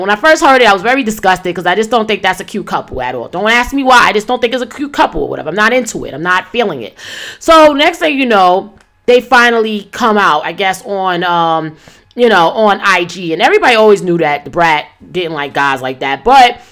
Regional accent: New York City, New York, United States; moved away; I'm not in my hometown, New York City right now

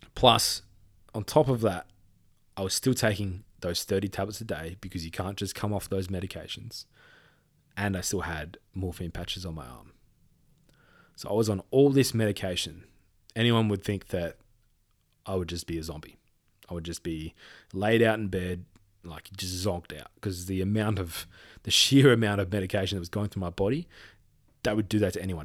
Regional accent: Perth, Western Australia, Australia; moved away; I'm from Perth

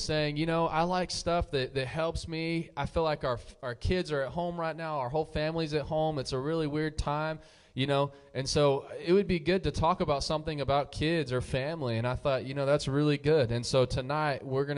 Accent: New Mexico, United States; moved away; I'm from New Mexico.

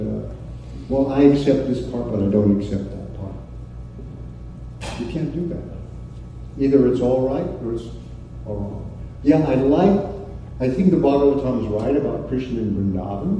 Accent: United States; also born or lived in Texas / Oklahoma; part of my youth, I grew up in Texas and Oklahoma

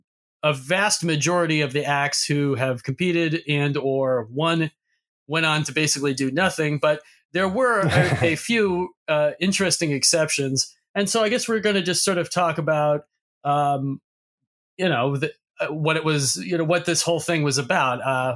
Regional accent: Boston, Massachusetts, United States; I'm from Boston, Massachusetts, and I grew up there.

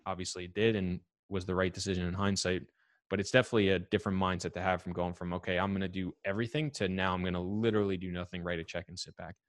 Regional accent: New York, United States; I'm from New York

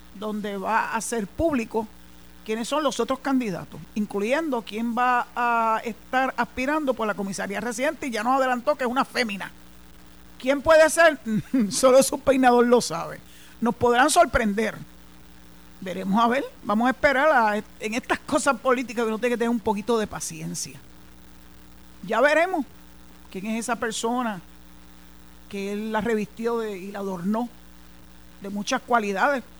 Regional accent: San Juan, Puerto Rico; moved away as an adult; also born or lived in Mayagüez; San Juan es mi ciudad natal donde nací, donde me crié, hasta el año 2001

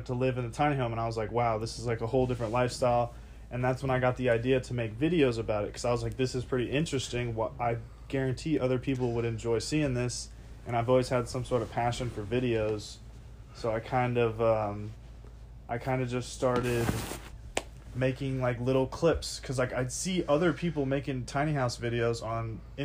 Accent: Indiana, United States; moved away as an adult; also born or lived in California / Oregon; I was born in California, raised in Indiana

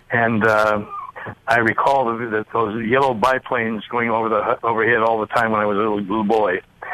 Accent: Trenton, Michigan, United States; now in Klamath Falls, United States; my hometown, which was contiguous with Groseal, a little place called Trenton, Michigan

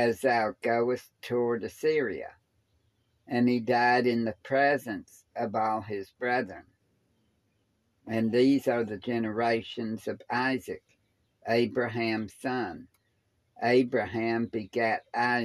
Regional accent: Clarksville, Tennessee, United States; also born or lived in Cookeville, Tennessee; I grew up in Clarksville

